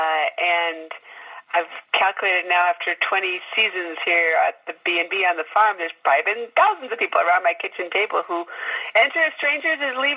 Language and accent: English; Chicago suburbs, Illinois, United States; moved away; I grew up in the Chicago suburbs with petunia flats in our backyard.